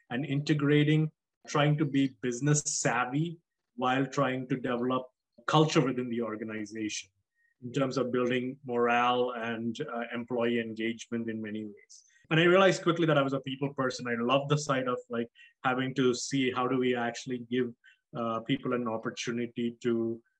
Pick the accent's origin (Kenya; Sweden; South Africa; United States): South Africa; moved away as an adult; also born or lived in Nigeria / Dubai, United Arab Emirates; my parents are East Indian. I was born in Nigeria, grew up in South Africa uh, and Dubai for the most of my life. I moved here when I was 24 after uh, working in Dubai as an architect for about a year and a half.